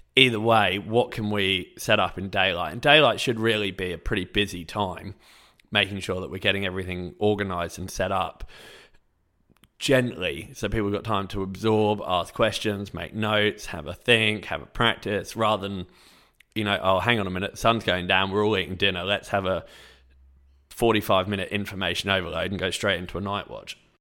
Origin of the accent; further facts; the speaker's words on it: England, United Kingdom; I'm English